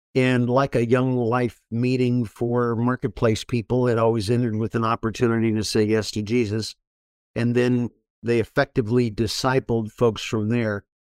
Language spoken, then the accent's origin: English; Orange County, California, United States; Born and raised in Orange County, California.